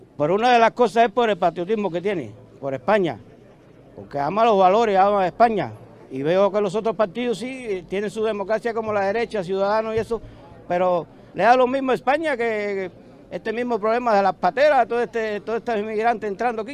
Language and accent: Spanish; Cuba; now in Spain; Yo no soy español, pero me siento español, mi abuelo era español, y soy cubano